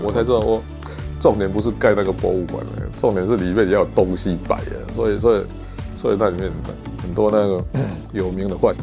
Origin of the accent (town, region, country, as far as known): Taiwan